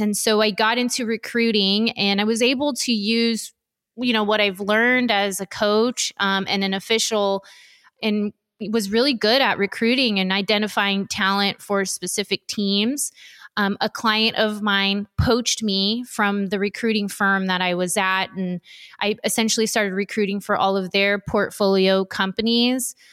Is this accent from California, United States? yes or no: yes; Los Angeles County, Southern California, United States; I was born and raised in Southern California, um, Los Angeles County specifically